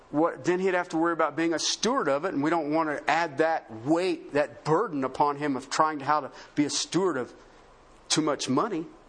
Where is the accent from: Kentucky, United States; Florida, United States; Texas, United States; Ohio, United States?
Ohio, United States; southern; moved away; also born or lived in Colorado; I grew up in Union country, southern Ohio